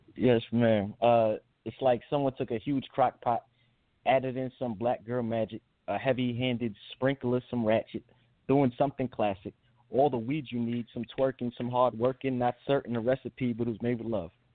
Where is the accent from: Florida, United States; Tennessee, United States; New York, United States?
New York, United States; also born or lived in New Jersey; I grew up um with my mother in New York